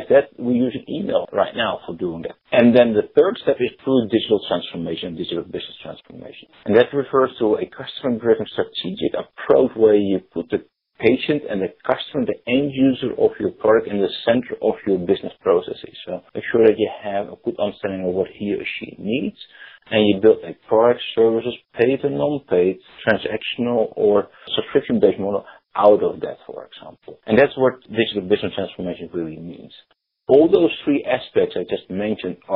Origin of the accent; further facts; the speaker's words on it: Netherlands; accent: Dutch; English is a second language; moved away as an adult; now in United States; I still have a slight Dutch accent. Born and raised in the Netherlands many, many years ago, living in the US for 11 years.